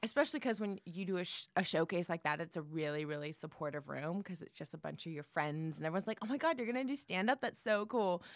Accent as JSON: {"language": "English", "town": "San Jose", "region": "California", "country": "United States", "moved": "yes", "said": "I'm from the Bay Area, San Jose, Okay. Silicon Valley"}